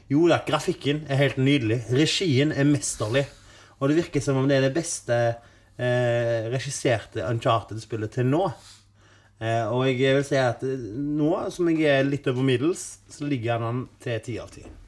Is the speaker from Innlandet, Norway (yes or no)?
no; Haugesund, Rogaland, Norway; jeg er fra Haugesund